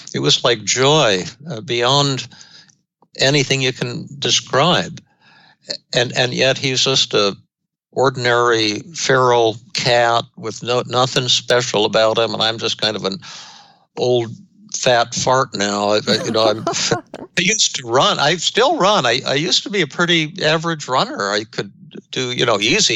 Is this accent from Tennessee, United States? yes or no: no; Denver, Colorado, United States; when I was growing up in Denver